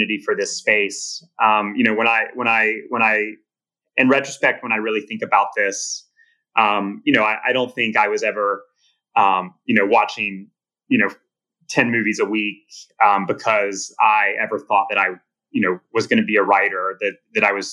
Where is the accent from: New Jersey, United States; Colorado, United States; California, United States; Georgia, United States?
Georgia, United States; Atlanta; moved away as an adult; also born or lived in New York / China; now in Los Angeles, United States; I grew up in Atlanta at the time.